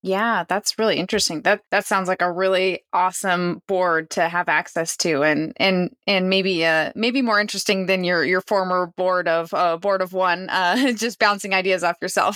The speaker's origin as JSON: {"language": "English", "region": "Eastern Washington", "country": "United States", "tie": "born or raised there", "said": "I grew up in Eastern Washington."}